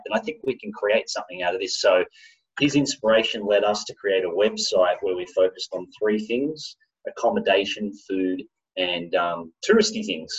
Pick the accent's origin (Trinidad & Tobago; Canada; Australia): Australia; moved away as an adult; also born or lived in Japan; I'm Australian